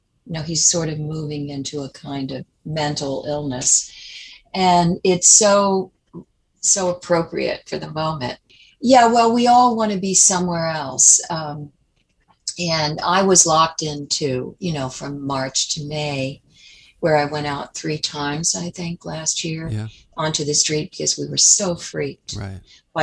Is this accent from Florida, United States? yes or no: no; Harrisburg, Pennsylvania, United States; moved away as an adult; now in New York City, United States; I did grow up in Harrisburg, Pennsylvania